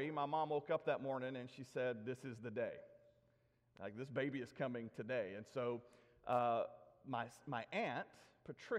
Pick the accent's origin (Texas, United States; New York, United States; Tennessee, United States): Tennessee, United States; Nashville; I was delivered by Dr. Horace Estes in Donelson, Tennessee, in Davidson County